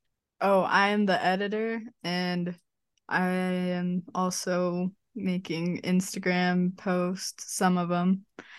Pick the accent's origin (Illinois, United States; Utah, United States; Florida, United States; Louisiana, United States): Utah, United States; I am Maddie's sister. I'm from Utah.